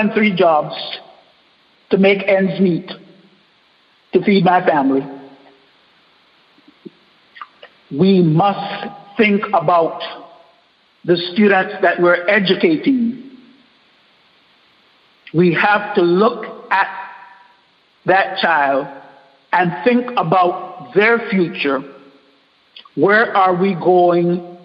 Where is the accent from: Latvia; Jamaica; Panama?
Panama; moved away as an adult; now in Dallas, United States; I'm Panamanian. I grew up in Panama